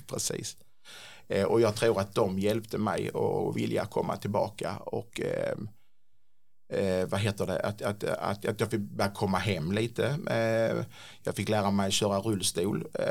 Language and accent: Swedish; Klippan, Skåne, Sweden; now in Ängelholm, Sweden; Från början så kommer jag inte från Ängelholm utan jag är en sån här klippanpåg eh, som har sprungit runt på gatorna i Klippan och hittat på bus